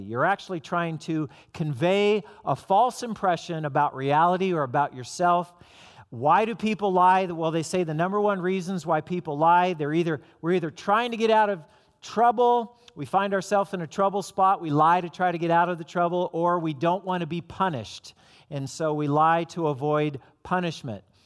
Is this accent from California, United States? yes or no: yes; Southern California, United States; moved away; I'm from Southern California